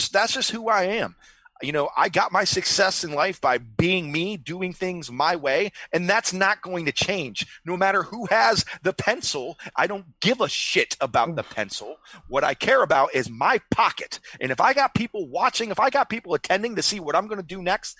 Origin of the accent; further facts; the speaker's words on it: Memphis, Tennessee, United States; now in Florida, United States; I'm from Memphis, Tennessee. Memphis